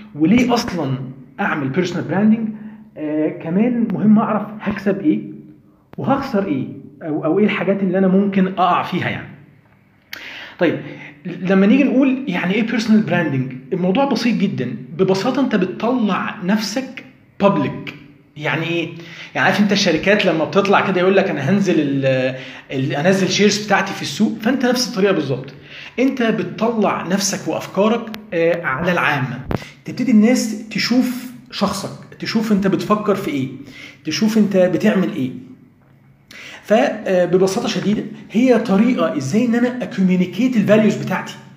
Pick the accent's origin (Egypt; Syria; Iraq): Egypt; عندنا في مصر هنا